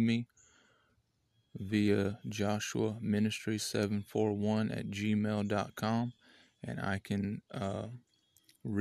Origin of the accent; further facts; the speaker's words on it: United States; I'm an American citizen